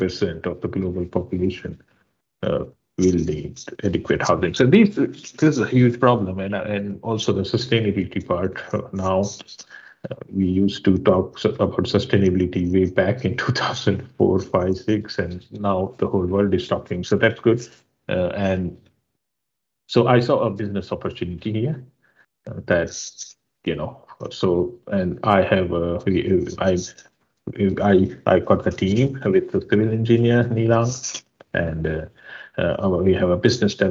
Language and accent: English; India; moved away as an adult; also born or lived in Stockholm, Sweden / London, United Kingdom; I'm an architect and I'm from India